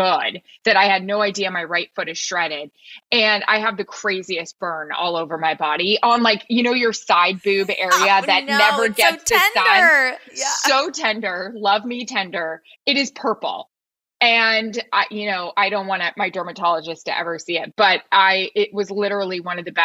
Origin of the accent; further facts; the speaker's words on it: Florida, United States; I am from Florida